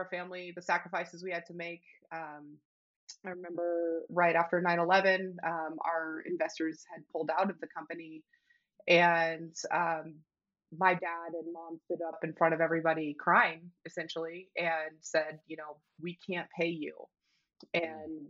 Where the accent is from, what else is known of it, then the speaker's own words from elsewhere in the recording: Ashland, Oregon, United States; now in Bozeman, United States; I grew up in Ashland, Oregon, a small little town in Southern Oregon.